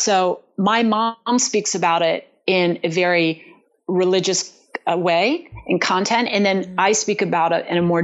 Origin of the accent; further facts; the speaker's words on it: Berlin, Maryland, United States; moved away; that's in Berlin, Maryland, a little town on the eastern shore of Maryland